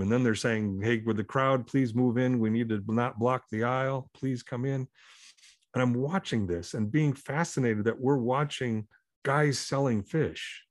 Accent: Minneapolis, Minnesota, United States; born or raised there; also born or lived in Omaha, Nebraska

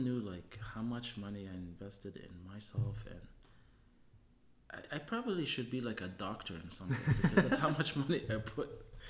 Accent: Hamilton, Ontario, Canada; moved away as an adult; also born or lived in Germany / Tunisia; now in Winnipeg, Canada; I grew up in Hamilton

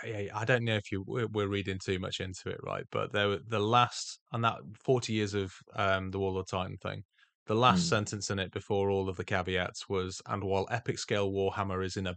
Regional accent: England, United Kingdom; Lieutenant, come on, dude, we're English.

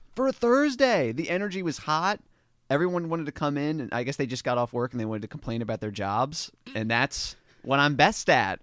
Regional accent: Dundalk, Maryland, United States; moved away as an adult; also born or lived in New York City; I'm from Dundalk, Maryland, um, which is, like, right outside of Baltimore City

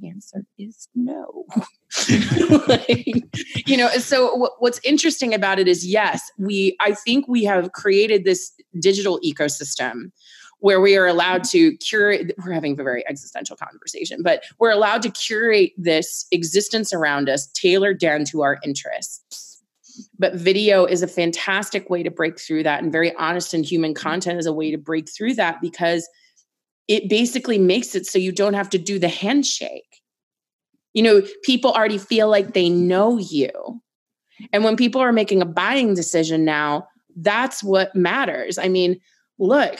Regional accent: Annapolis, Maryland, United States; I'm from Annapolis

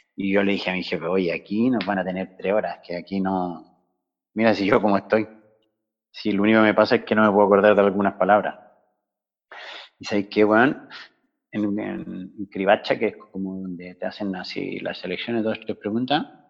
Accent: Chile; moved away as an adult; now in Barcelona, Spain; salí de Chile el 21 de julio, pero pasé el verano en Inglaterra y en Suecia y caí por acá en octubre. O sea que en octubre de este año cumplo 20 años en, Cataluña, en Barcelona

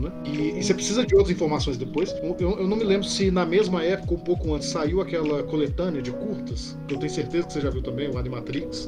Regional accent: Brazil; nós falamos em português, somos brasileiros

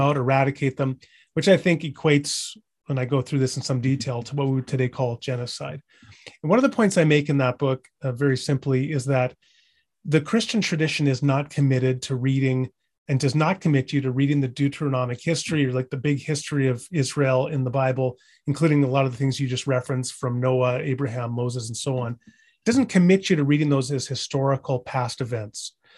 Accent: British Columbia, Canada; now in Edmonton, Canada; I'm not originally from Alberta, I'm from British Columbia

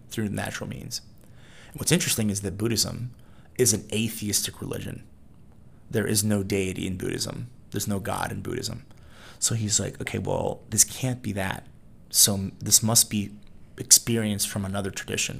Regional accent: Mississippi, United States; moved away as an adult; also born or lived in Puerto Rico / Midwest / Notre Dame, Indiana / Washington, D.C.; I was born in Puerto Rico, um, but I actually grew up in the States. So, I spent time in the Midwest. I say that I'm from Mississippi, which is what I did, uh, where I did middle school and high school

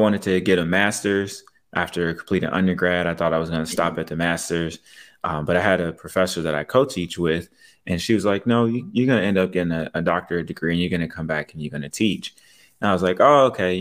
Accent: Louisville, Kentucky, United States; moved away as an adult; also born or lived in South Florida; now in West Palm Beach, United States; I'm from Louisville, Kentucky, and I used to work for the Louisville Metro Police Department

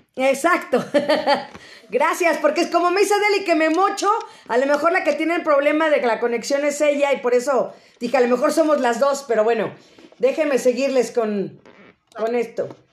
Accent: Mexico; el espíritu que tenemos los mexicanos

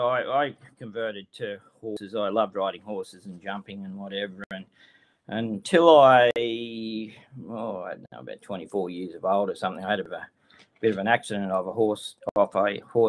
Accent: New South Wales, Australia; I'm from Ningen, New South Wales, which is sort of roughly about in the middle of New South Wales. Lived out here all my life

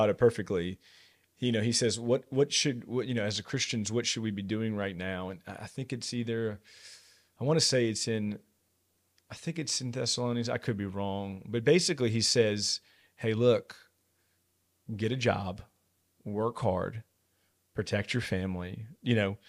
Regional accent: United States; I'm an American

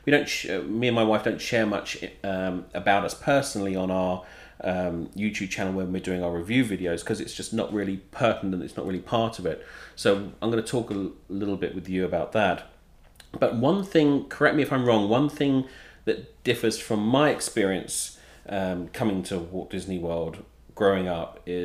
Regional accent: England, United Kingdom; moved away; We didn't have like the Mickey Mouse Club in the UK

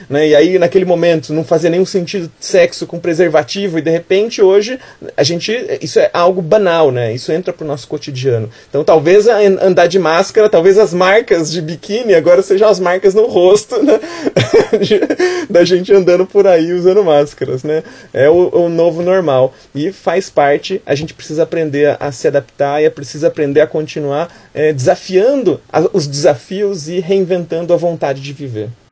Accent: Campinas, São Paulo, Brazil; now in São Paulo, Brazil; Eu falo de São Paulo, nasci em Campinas, mas moro em São Paulo

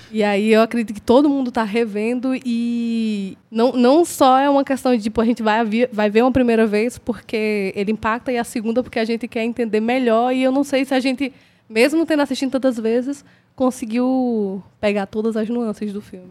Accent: Sertão of Paraíba, Brazil; nós duas que somos pessoas do sertão

